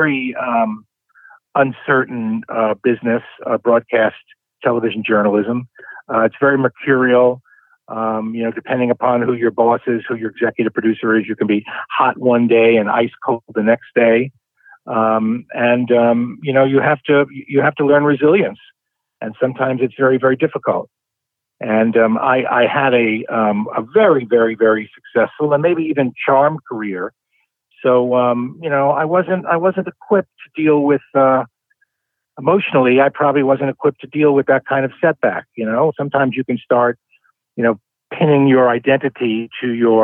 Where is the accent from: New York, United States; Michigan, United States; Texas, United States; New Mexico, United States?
New York, United States; New York City; I grew up in the Bronx, New York